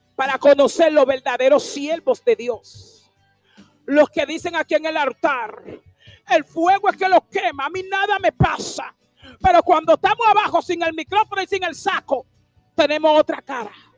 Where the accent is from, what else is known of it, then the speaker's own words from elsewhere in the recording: La Romana, Dominican Republic; also born or lived in Higüey; Yo no soy de Higüey, tú sabes, yo soy de la romana